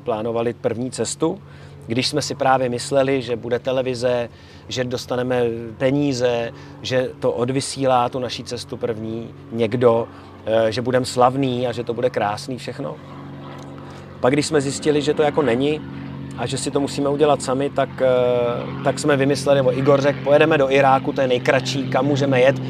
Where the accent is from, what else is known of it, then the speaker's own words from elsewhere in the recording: Czechia; my jako Češi máme možnost udělat si dva pasy